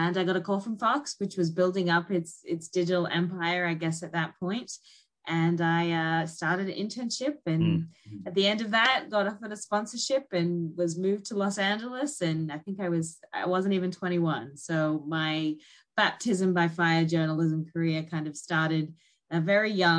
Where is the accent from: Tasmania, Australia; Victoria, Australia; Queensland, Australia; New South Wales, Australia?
Queensland, Australia; North; moved away as an adult; also born or lived in Sydney, Australia; now in New York, United States; I was born in North Queensland